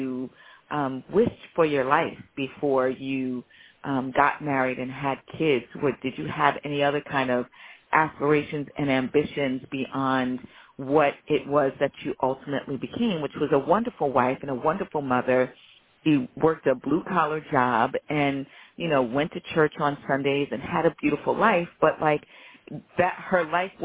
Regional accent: Long Island, New York, United States; I am a Southerner, even though I was raised in the North. And I feel that way because both of my parents are from the South. My mom's from South Carolina. My dad's from Virginia. And everyone that I grew up around had these Southern drawls and these Southern ways and practiced Southern culture. We were just in Long Island

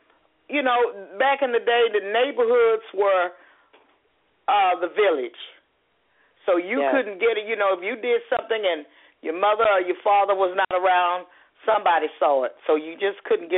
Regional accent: Houston, Texas, United States; It was, you know what, I had to become an adult to realize how wonderful it was. I was fortunate to grow up in a two-parent home, a hardworking father, living in a neighborhood, going to the neighborhood school.

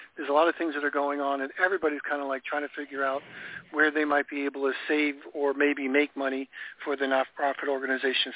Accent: New York, United States; moved away; I grew up in New York

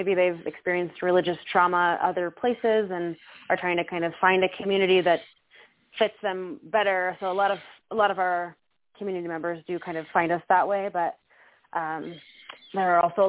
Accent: Spokane, Washington, United States; also born or lived in Bellingham, Washington; I was born and raised in Spokane, Washington

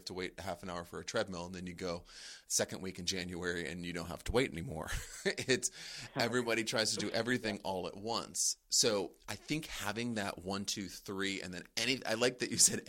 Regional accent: East Coast, United States; I'm an East Coast person

